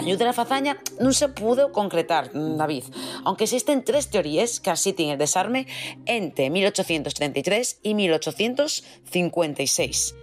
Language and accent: Spanish; Asturias, Spain; soy poco asturiana